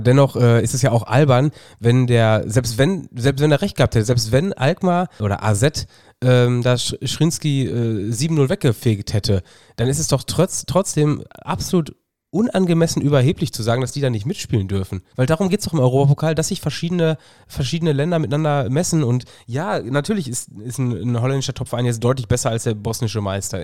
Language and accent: German; Germany; ich bin Deutscher